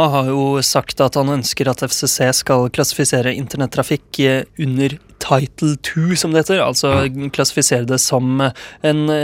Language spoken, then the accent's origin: Norwegian; Ålgård, Rogaland, Norway; moved away; Vi har det hjemme på Ålgård.